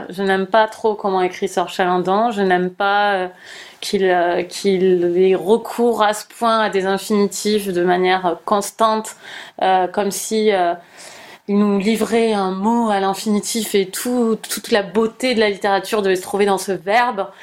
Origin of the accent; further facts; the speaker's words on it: United States; French is a second language; moved away; en tant qu'américaine euh, hmm. qui a un accent